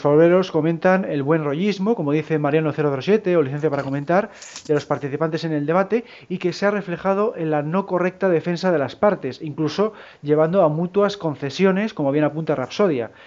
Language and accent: Spanish; Cantabria, Spain; por mi tierra, vamos, por aquí por Cantabria